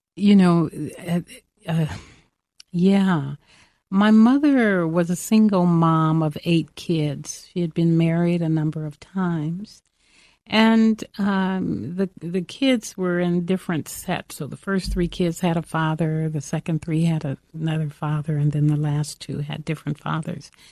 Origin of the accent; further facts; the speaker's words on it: Los Angeles, California, United States; I grew up in South Central Los Angeles in the heat of the civil rights mo-, movement